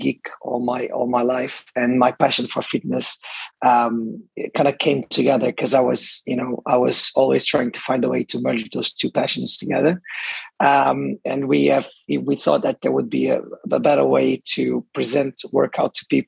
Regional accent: Portugal; moved away as an adult; now in Dubai, United Arab Emirates; I'm from Portugal. I moved to the UAE, to Dubai, actually 8 years ago.

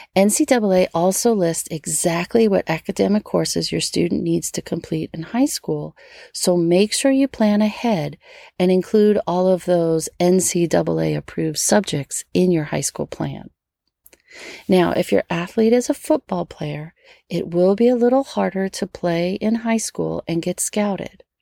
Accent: Metairie, Louisiana, United States; born or raised there

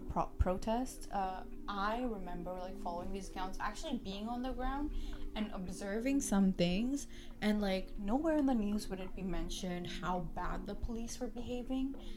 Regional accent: India; now in Canada; we consider as Indian people

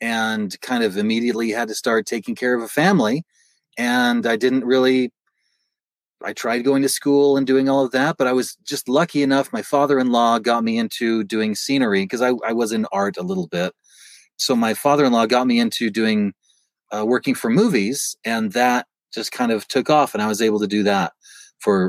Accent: Utah, United States; I was from Utah

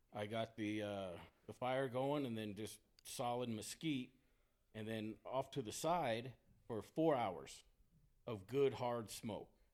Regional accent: Texas, United States; moved away as an adult; also born or lived in Sacramento area; I'm born and raised in Texas

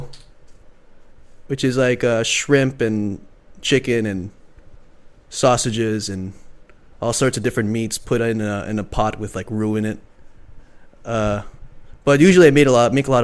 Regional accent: Jakarta, Indonesia; moved away; I grew up in one place for most of my life, Jakarta, Indonesia

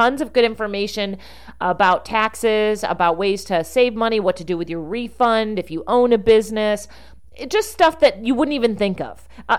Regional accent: Rochester, New York, United States; moved away; we're both from Rochester, New York.

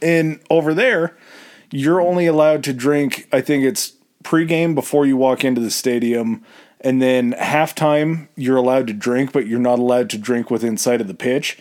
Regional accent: United States; being an American

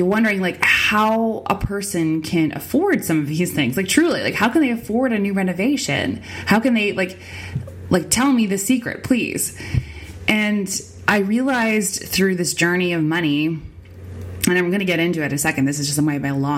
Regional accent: Winnipeg, Manitoba, Canada; on the wrong side of the train tracks, on the wrong side of the bridge is where I grew up

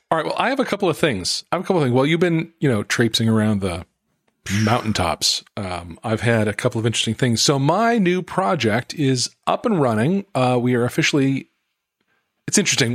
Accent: Salt Lake City, Utah, United States; moved away; I grew up in Salt Lake City.

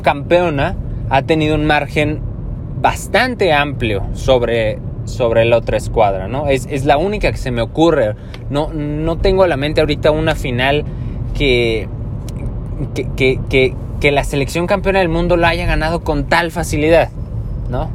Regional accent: Mexico; todos somos mexicanos

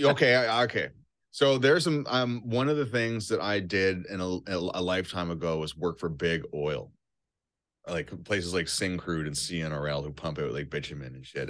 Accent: Cape Breton, Nova Scotia, Canada; now in Toronto, Canada; I'm from an island of Nova Scotia called Cape Breton.

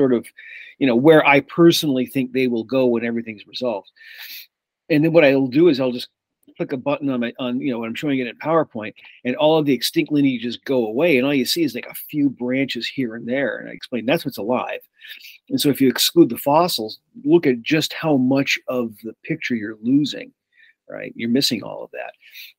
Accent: Massachusetts, United States; also born or lived in New Jersey; I'm from the East Coast originally, Massachusetts and New Jersey, but I went to college at the University of Iowa.

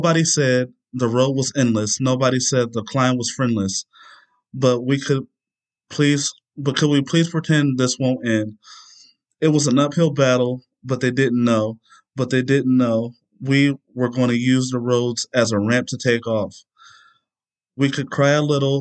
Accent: near Cuyahoga Falls, Ohio, United States; born or raised there

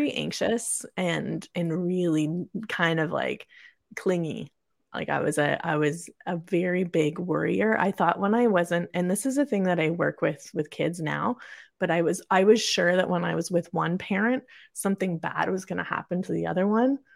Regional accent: Kingston, Ontario, Canada; also born or lived in Perth, Ontario; I was born and raised in Kingston, Ontario, Canada

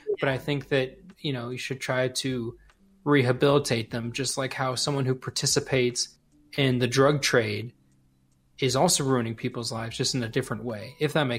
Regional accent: United States; as an American

